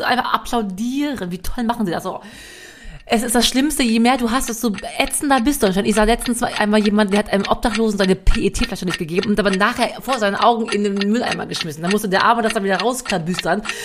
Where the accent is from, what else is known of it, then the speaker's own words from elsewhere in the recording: western Germany, Germany; obwohl ich aus dem Westen komme, ich bin im Westen groß geworden